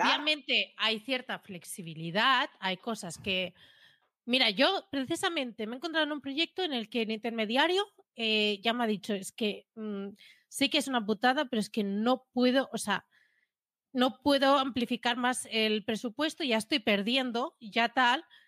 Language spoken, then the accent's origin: Spanish; Catalonia, Spain; soy catalana